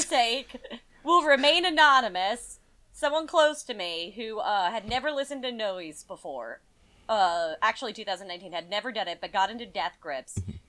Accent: New Mexico, United States; moved away; also born or lived in Las Vegas, New Mexico / Denver; I grew up in New Mexico

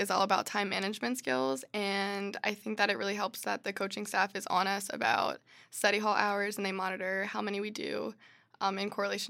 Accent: Harrisburg, Pennsylvania, United States; I'm from Harrisburg, Pennsylvania.

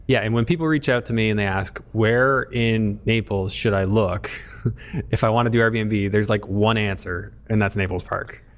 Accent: Canada; as a Canadian

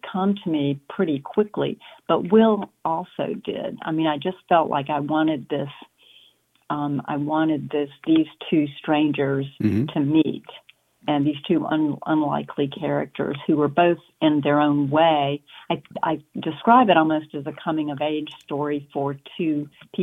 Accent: South Carolina, United States; moved away; I grew up in South Carolina

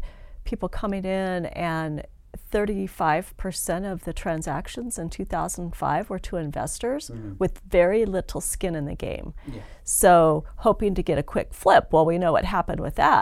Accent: Northern Nevada, United States; I grew up in Northern Nevada, so I am definitely a native.

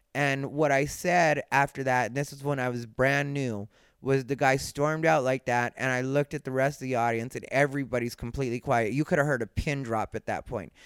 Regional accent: Arizona, United States; I'm Mexican, I'm from Arizona, I've been that my entire life

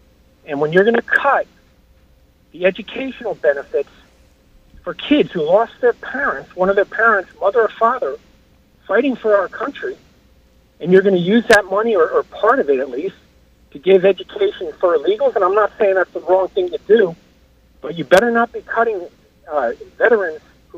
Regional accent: New York, United States; from Long Island.

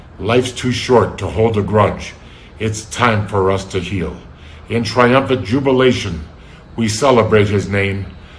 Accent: Chicago, Illinois, United States; now in Quito, Ecuador; I'm from Chicago and living in Quito, Ecuador.

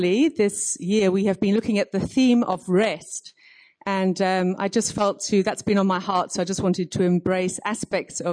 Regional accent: United Kingdom; moved away as an adult; now in Cape Town, South Africa; I'm from Cape Town, but you can tell I'm not from Cape Town with my accent. I'm actually British.

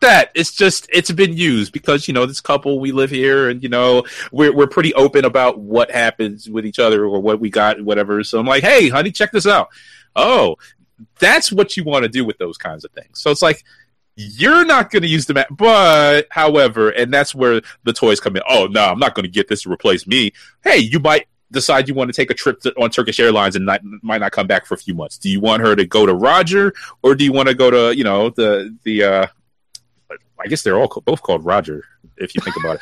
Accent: New York City, New York, United States; I am a New Yorker, native born, raised, bred, uh, bled. I don't know if I've ever bled New York, but I, am from Brooklyn.

